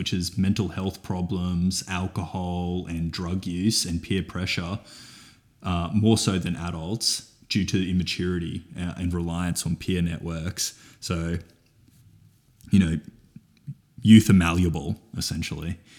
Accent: Toowoomba, Queensland, Australia; I am from Toowoomba

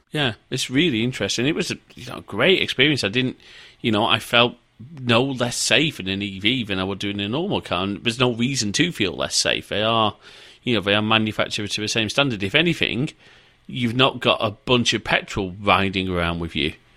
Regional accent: the north of England, United Kingdom; moved away; I am a Northerner.

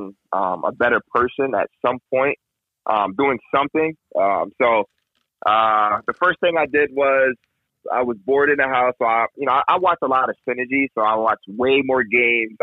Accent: Uniondale, New York, United States; also born or lived in Westbury, New York / Hempstead, New York / Cortland, New York; And I did Uniondale from sixth grade, middle school at Lawrence Road. And then my mom still lived, we're still living in the same house in Uniondale

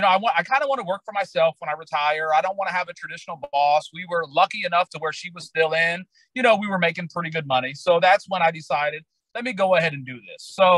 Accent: Decatur, Illinois, United States; moved away; I'm from Decatur, Illinois. It's the soybean capital of the world and the original home of the Chicago Bears.

